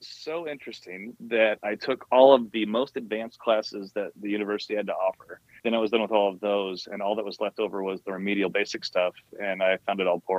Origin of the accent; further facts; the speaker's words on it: Kansas City, United States; moved away as an adult; now in Lake Orion, United States; I'm not from here. I'm originally from Kansas City, but my wife's from the general area, and we moved here about 6 years ago.